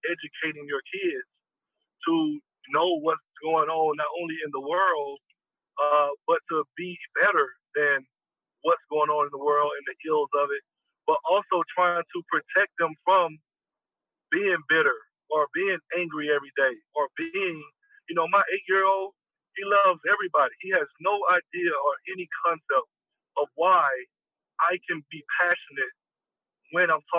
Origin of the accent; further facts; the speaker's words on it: the South, United States; moved away as an adult; also born or lived in California; growing up in the South, I had seen it all and had experienced it all